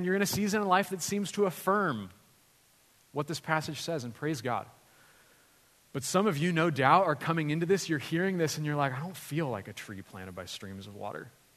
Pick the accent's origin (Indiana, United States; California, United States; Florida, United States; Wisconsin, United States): California, United States; Lompoc; moved away as an adult; also born or lived in Santa Barbara, California; now in Los Angeles, United States; my parents moved to Lompoc, where I grew up, and I ended up going to Lompoc High School